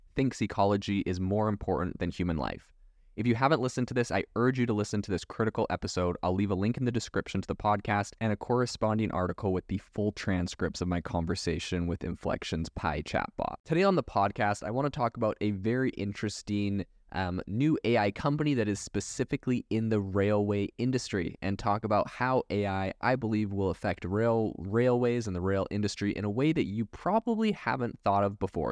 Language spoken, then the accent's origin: English; Canada; also born or lived in Europe; now in United States; I was raised in Canada